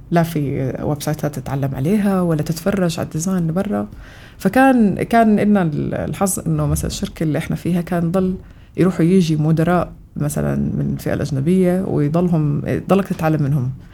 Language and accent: Arabic; Amman, Amman Governorate, Jordan; born or raised there; also born or lived in Kuwait